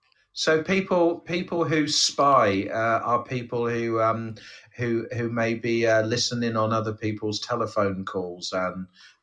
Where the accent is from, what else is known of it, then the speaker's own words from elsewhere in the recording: England, United Kingdom; we're both from England.